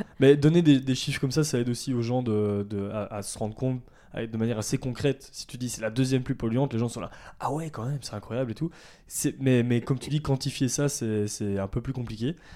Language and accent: French; Ardennes, Wallonia, Belgium; moved away as an adult; also born or lived in Brussels / Namur; Je suis né à Bruxelles, j'ai vécu 10 ans à Bruxelles, mais j'ai vécu la plupart de, ma vie euh, euh, dans les Ardennes, donc euh, dans le sud de la Belgique